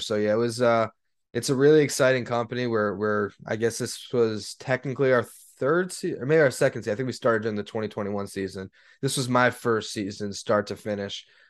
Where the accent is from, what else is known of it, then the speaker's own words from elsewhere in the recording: South Florida, United States; I'm born and raised in South Florida.